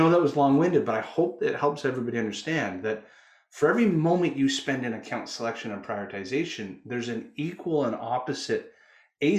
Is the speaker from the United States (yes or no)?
no; Canada; I'm a Canuck. I'm Canadian.